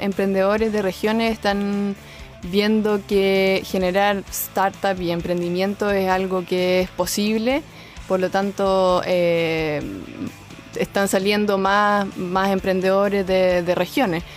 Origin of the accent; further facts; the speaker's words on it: Concepción, Biobío, Chile; nací y estudié en Concepción